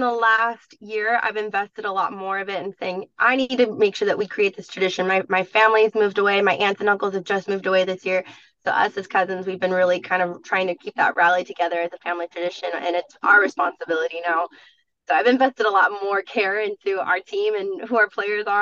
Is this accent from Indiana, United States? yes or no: no; San Diego, California, United States; My family is obviously growing up, we're from San Diego